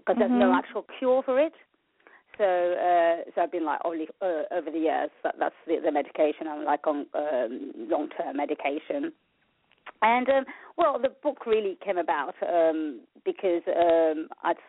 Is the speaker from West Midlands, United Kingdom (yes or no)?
no; London, United Kingdom; also born or lived in Mauritius; I was born in Mauritius, and I was brought up in London, North London.